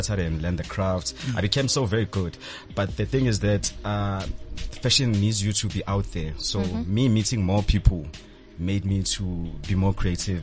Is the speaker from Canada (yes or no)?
no; Soweto, Gauteng, South Africa; a Kasi boy from a Midlands, Soweto